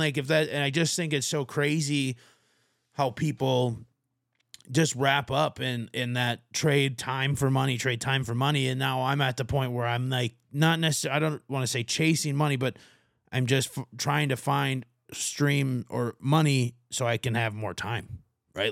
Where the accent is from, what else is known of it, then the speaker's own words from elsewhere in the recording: Martin County, Minnesota, United States; moved away as an adult; now in Arizona, United States; I'm from Martin County, Minnesota is my home county